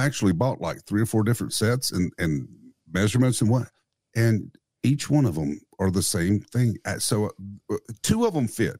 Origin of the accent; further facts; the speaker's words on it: the South, United States; also born or lived in Nashville; now in East Tennessee, United States; I grew up in the South.